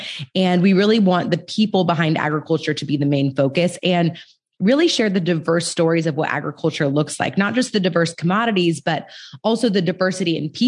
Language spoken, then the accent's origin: English; California, United States; California is my home state